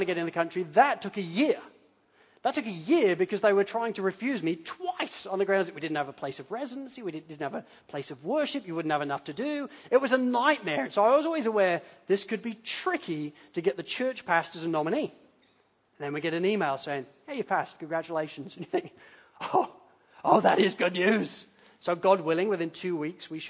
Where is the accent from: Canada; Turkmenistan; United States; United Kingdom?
United Kingdom; now in Australia; we're British